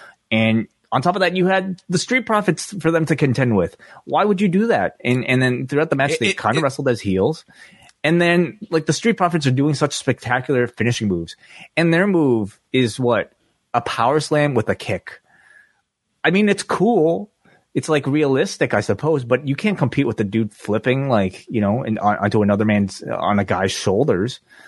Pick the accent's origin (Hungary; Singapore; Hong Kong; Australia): Hong Kong; born there; I was born in Hong Kong, actually, so I shouldn't feel great about any of these guys.